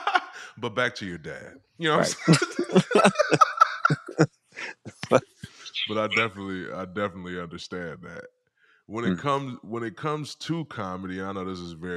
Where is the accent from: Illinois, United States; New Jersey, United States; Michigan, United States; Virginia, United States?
Michigan, United States; Detroit; moved away; I grew up in Detroit, Michigan